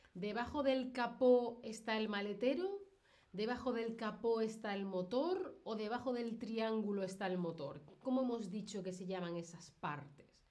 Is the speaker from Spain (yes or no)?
yes; Spain; yo que soy de España